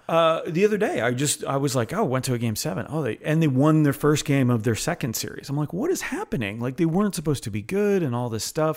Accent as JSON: {"language": "English", "town": "Montreal", "region": "Quebec", "country": "Canada", "tie": "born or raised there", "moved": "yes", "lives_now": "Florida, United States", "said": "I am born and of Montreal"}